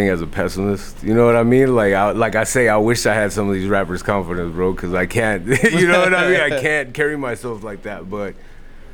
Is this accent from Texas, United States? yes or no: yes; the Valley, Texas, United States; I'm from the Valley